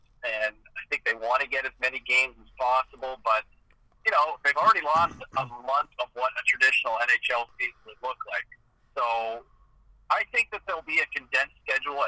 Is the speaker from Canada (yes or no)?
yes; Ottawa, Ontario, Canada; somebody who grew up in Eastern Ontario and where there's a lot of French in addition to English